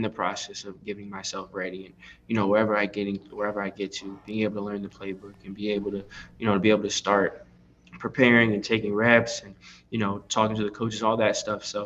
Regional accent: Pasadena, California, United States; I'm from the LA area, so I always grew up like hearing your voice on radio

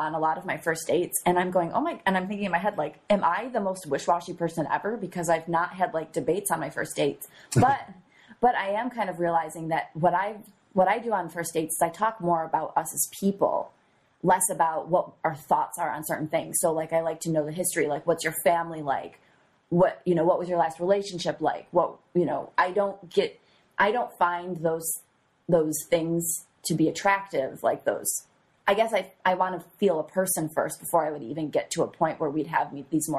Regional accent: New York, United States; Well, I'm from New York.

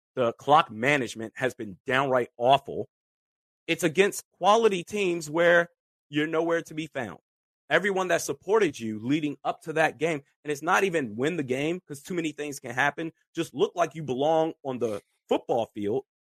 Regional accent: Washington, District of Columbia, United States; I grew up in the Washington DC metropolitan area.

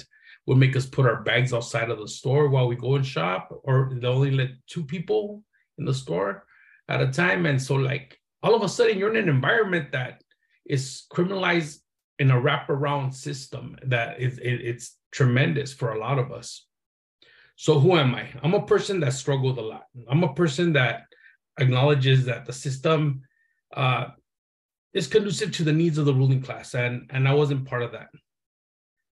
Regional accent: Los Angeles, California, United States; growing up in Boyle Heights was a trip

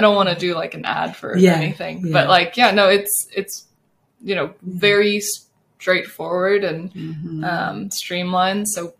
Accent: Ventura, California, United States; moved away as an adult; now in Houston, United States; growing up in Ventura, it's tiny.

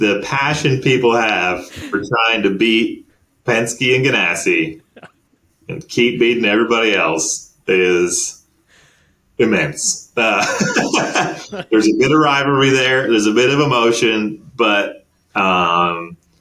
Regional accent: Canada; as a Canadian

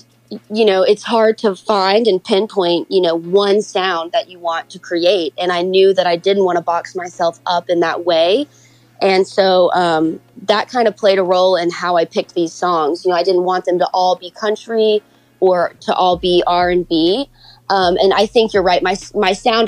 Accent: Memphis, Tennessee, United States; I'm from Memphis, so I played there for a long time.

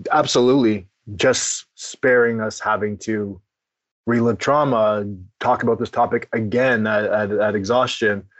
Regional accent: Ottawa, Ontario, Canada; growing up in Ottawa as a kid

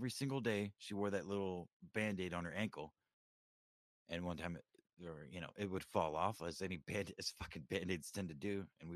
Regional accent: Houston, Texas, United States; I grew up in South Texas, you know, around Houston

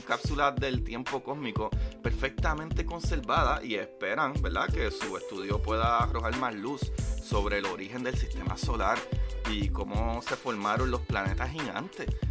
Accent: Puerto Rico; yo soy puertorriqueño, yo no digo hablar, yo digo hablar

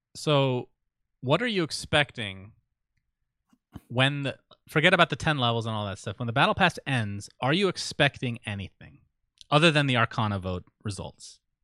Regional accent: Saudi Arabia; moved away; I was born in Saudi Arabia, Sindarin. I, I know what it can be like over there. It's, it definitely has its challenges. It was kinda scary for me growing up to some degree

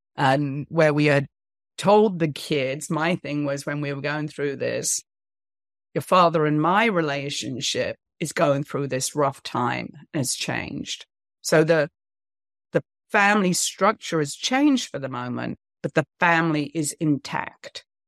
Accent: United Kingdom; moved away as an adult; also born or lived in New York / Los Angeles; now in United States; I'm British

